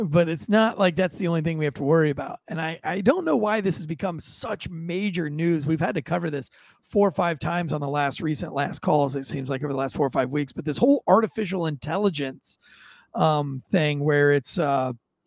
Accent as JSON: {"language": "English", "country": "United States", "said": "I am an American"}